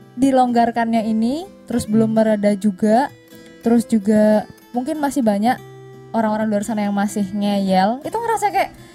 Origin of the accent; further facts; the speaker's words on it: Cilacap, Central Java, Indonesia; moved away as an adult; aku kan dari Cilacap maksudnya masih satu pulau